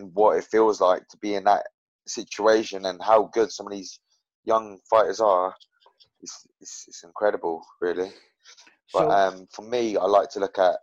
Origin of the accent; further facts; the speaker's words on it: Milton Keynes, South East England, United Kingdom; So I grew up in Milton Keynes and like on the outskirts of Milton Keynes.